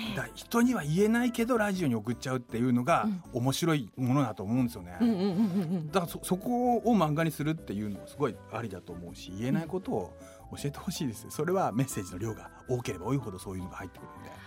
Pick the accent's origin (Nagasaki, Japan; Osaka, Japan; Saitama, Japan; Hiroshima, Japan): Saitama, Japan; Koshigaya; also born or lived in Tokyo; 僕の地元もあの日本一のショッピングモールがありますけど